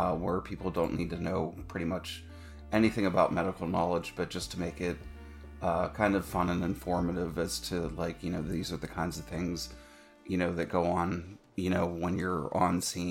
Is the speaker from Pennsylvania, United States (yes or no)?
yes; Pittsburgh, Pennsylvania, United States; I am from the United States in Pennsylvania, Western Pennsylvania, in the greater Pittsburgh area